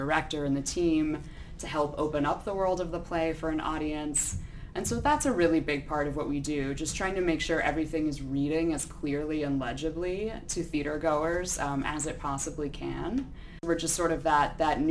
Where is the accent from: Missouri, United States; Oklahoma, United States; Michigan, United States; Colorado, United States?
Colorado, United States; Boulder; moved away as an adult; also born or lived in Connecticut; now in Louisville, United States; I grew up in Boulder, Colorado